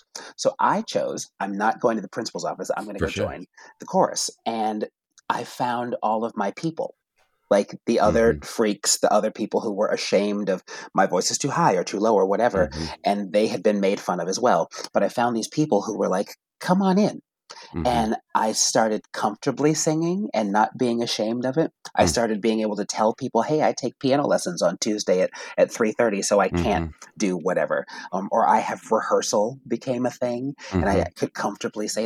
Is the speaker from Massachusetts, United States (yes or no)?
yes; Randolph, Massachusetts, United States; growing up in New England in a predominantly Jewish town in just south of Boston